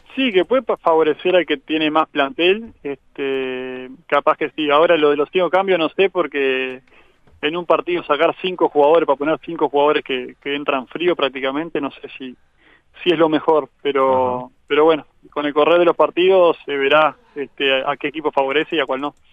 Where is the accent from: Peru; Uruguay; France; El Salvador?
Uruguay; Agraciada, Soriano; now in Carmelo, Uruguay; yo soy de Agraciada, que está a unos 80 kilómetros de Colonia, más allá que ahora vivo en Carmelo